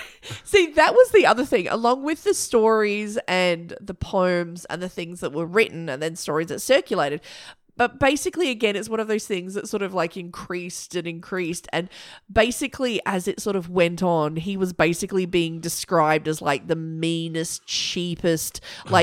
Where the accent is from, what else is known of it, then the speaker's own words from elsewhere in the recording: Australia; we're Australian